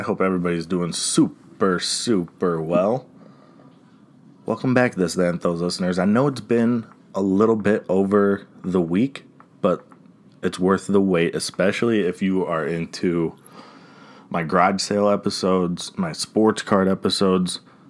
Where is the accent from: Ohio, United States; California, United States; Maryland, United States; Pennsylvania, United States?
Ohio, United States; Cleveland; because I'm from Cleveland, Ohio.